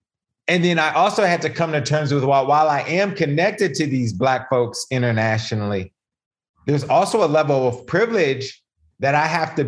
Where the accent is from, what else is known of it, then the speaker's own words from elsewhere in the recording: United States; when I'm in their country, I'm American.